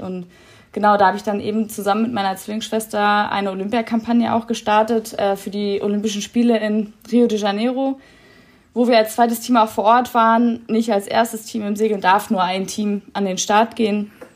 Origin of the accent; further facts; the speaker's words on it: Kiel, Schleswig-Holstein, Germany; moved away; in Kiel, da wo ich herkomme